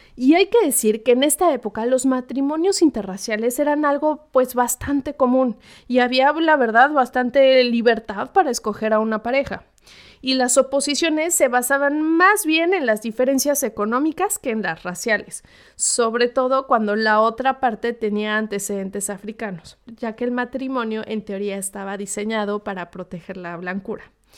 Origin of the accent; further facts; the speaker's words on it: Mexico; el grueso de la población mexicana es mestiza